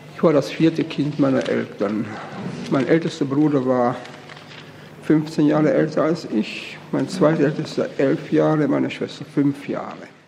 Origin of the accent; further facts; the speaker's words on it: Austria; moved away; also born or lived in Brno, Czechia; ich bin eben Österreicher von Geburt und Erziehung